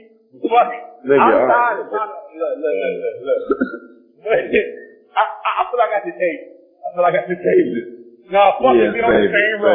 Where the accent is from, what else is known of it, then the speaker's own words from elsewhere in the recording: Long Beach, California, United States; I grew up in Long Beach.